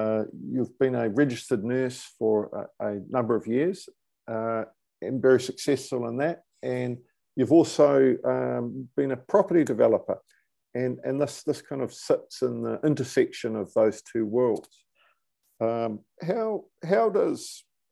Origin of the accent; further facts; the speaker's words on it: New Zealand; moved away as an adult; now in United Kingdom; I'm a New Zealander. I've been over this side of the world since 2007